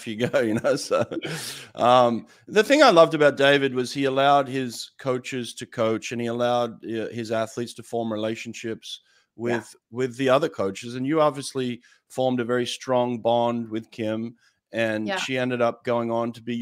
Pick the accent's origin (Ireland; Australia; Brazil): Australia; Sydney, New South Wales; moved away as an adult; also born or lived in Auburn, Alabama; I'm from Sydney, Australia